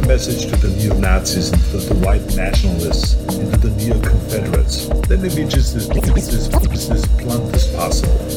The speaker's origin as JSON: {"language": "English", "country": "Austria", "tie": "born or raised there", "said": "I was born in Austria in 1947, shortly after the Second World War, and growing up, I was surrounded by broken men"}